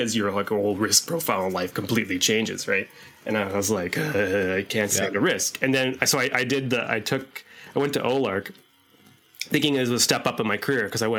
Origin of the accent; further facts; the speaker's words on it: Canada; we're Canadian